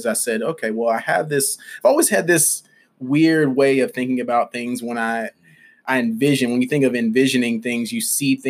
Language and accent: English; Birmingham, Alabama, United States; also born or lived in Atlanta; my story began in Birmingham, Alabama. That's where I'm from.